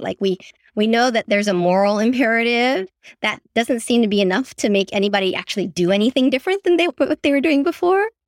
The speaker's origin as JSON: {"language": "English", "town": "San Francisco", "region": "California", "country": "United States", "tie": "born or raised there", "said": "I grew up in San Francisco, born and raised, but my parents are immigrants, so I'm first generation born here."}